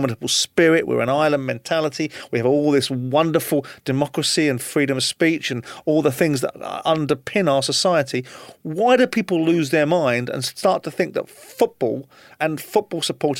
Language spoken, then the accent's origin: English; England, United Kingdom; as I do as an Englishman